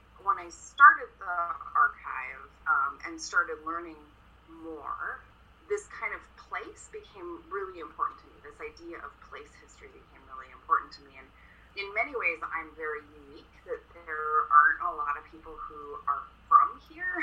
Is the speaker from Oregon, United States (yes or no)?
yes; Eugene, Oregon, United States; I grew up in Eugene, which is about 45 minutes to an hour south of where I am now.